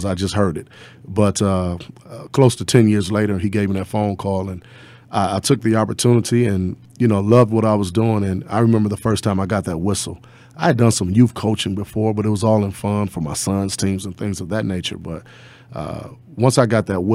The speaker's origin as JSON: {"language": "English", "town": "Detroit", "region": "Michigan", "country": "United States", "tie": "born or raised there", "said": "grew up in the city of Detroit"}